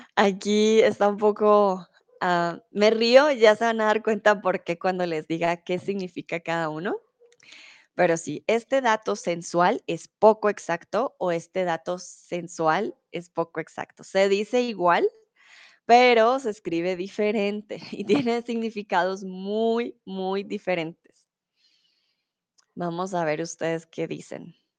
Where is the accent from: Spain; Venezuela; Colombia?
Colombia; also born or lived in Mexico; now in Germany; soy de Colombia. Comúnmente vivo en Alemania, ahora estoy en México